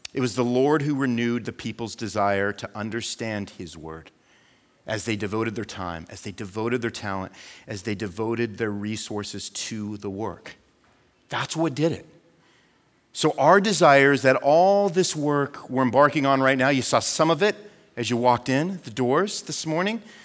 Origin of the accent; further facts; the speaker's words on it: United States; as an American